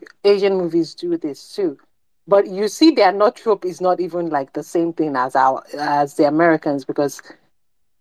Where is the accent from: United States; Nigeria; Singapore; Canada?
Nigeria